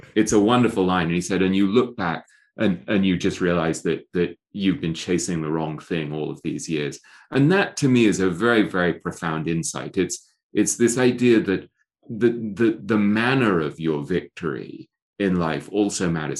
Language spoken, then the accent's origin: English; England, United Kingdom; accent: English; moved away; I grew up in England, right, where, and I went to Eton